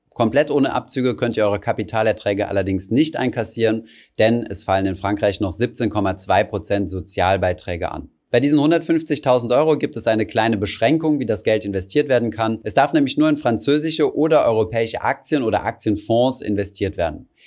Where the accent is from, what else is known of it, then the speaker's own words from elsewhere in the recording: Germany; bei uns in Deutschland